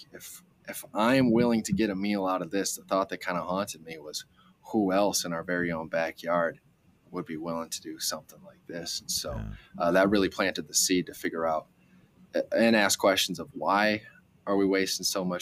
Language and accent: English; Rochester, Minnesota, United States; now in Twin Cities, United States; I grew up in Rochester, Minnesota